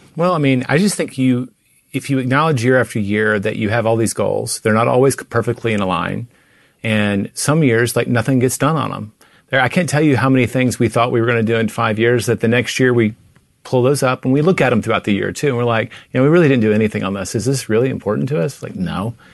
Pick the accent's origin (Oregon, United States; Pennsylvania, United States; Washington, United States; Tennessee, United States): Tennessee, United States; now in Texas, United States; I grew up in Tennessee